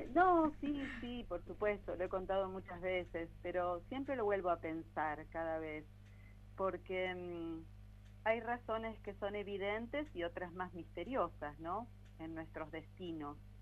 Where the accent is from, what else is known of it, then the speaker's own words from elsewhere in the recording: Patagonia, Argentina; also born or lived in Paris / Denmark / Buenos Aires; now in Bariloche, Argentina; yo soy patagónica, este, nací en la Patagonia